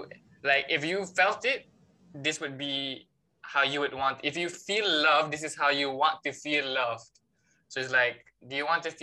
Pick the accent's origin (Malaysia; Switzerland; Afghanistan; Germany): Malaysia